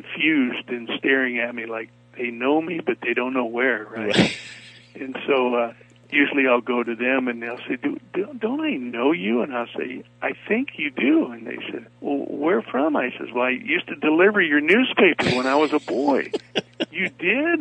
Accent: Wyoming, United States; I grew up in Wyoming, and, you know, boys that grow up in Wyoming don't want to be actors.

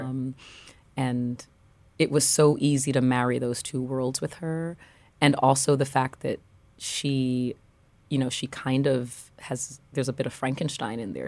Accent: New York City, New York, United States; also born or lived in Paris; I grew up in Brooklyn

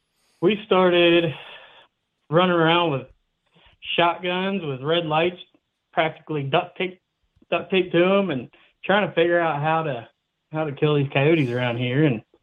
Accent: Dayton, Ohio, United States; So I, like I said, I started, I'm originally from Dayton, Ohio

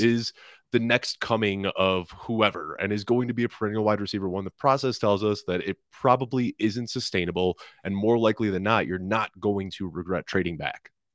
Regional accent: Chicago, Illinois, United States; moved away; I'm going back to Chicago, my hometown

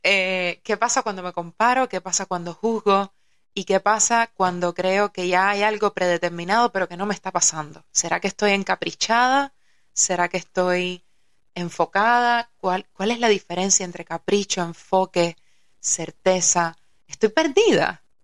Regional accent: Havana, Cuba; yo nací en La Habana

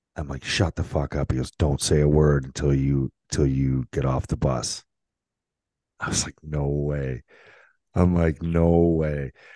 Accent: St. Catharines, Ontario, Canada; St. Catharines my hometown

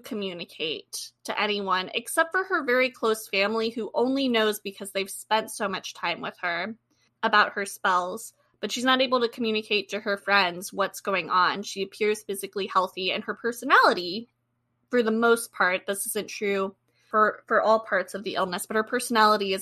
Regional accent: United States; as an American

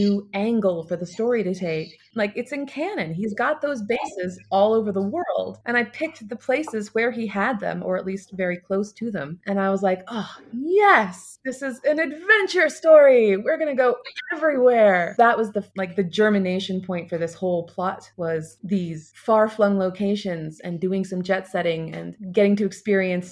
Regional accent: United States; I'm here being American

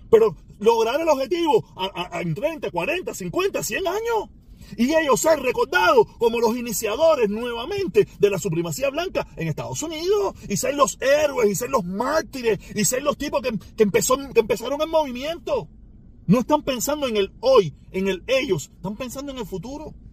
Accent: Cuba; now in United States; No somos los cubanos, que somos dos millones.

